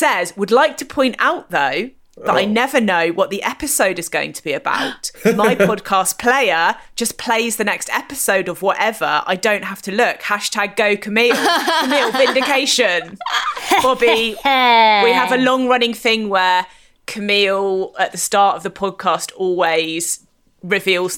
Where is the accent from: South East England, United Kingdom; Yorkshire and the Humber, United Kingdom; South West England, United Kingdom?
South West England, United Kingdom; near Honiton, Devon, born in Taunton, Somerset; Very near me. Very near where I grew up